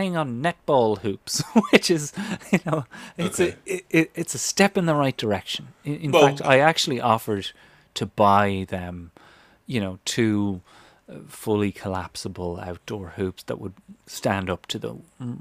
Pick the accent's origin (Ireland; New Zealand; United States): Ireland; moved away; as an Irish kid